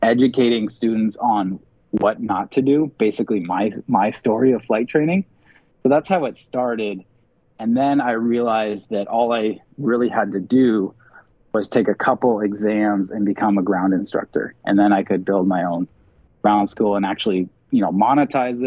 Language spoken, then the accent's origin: English; Seattle, Washington, United States; also born or lived in Georgia; I'm originally from Seattle